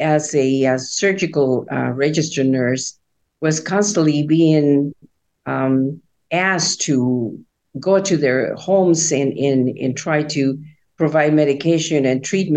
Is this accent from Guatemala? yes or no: yes; Guatemala City, Guatemala Department, Guatemala; moved away; I was born in Guatemala City in Central America to Christian parents. My father was a pastor of a Baptist church. And so I grew up attending church all the time.